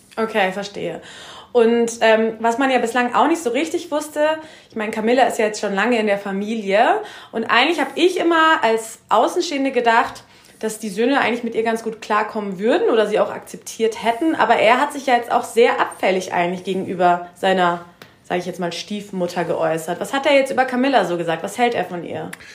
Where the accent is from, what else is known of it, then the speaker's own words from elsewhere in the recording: Germany; wir als Deutsche